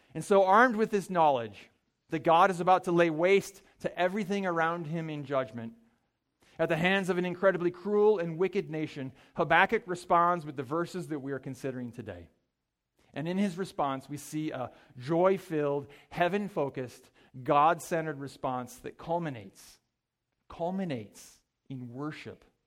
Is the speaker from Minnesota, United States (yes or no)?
yes; Mankato, Minnesota, United States; I grew up in Mankato, Minnesota